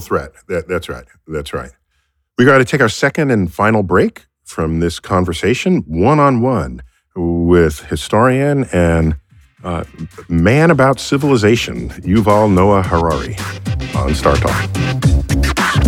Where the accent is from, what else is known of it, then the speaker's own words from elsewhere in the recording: United States; I grew up here in the United States